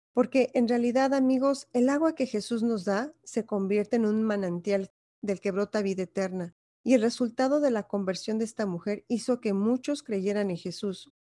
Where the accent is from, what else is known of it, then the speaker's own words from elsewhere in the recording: Mexico; Como mexicana, yo crecí en una sociedad machista